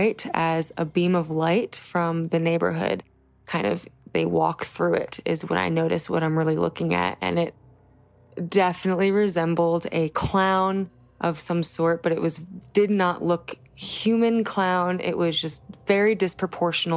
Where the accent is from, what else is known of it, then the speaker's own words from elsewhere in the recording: New Jersey, United States; I was born and raised in New Jersey